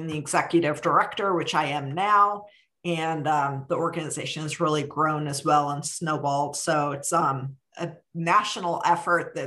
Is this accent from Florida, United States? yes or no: no; Cleveland, Ohio, United States; now in Kentucky, United States; I grew up in Cleveland, Ohio, and was a horse crazy kid